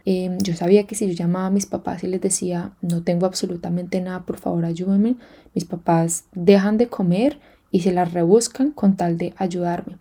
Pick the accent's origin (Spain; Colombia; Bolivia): Colombia; moved away as an adult; also born or lived in Kenya / Hong Kong; now in Australia; Colombia, hablé de cómo me vine, por qué me vine y les decía que yo hablaba spanglish